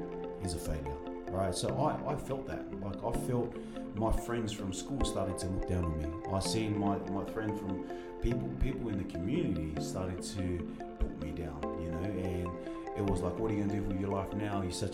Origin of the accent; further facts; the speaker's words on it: Sydney, New South Wales, Australia; now in Utah County, United States; Born and raised in Sydney, Australia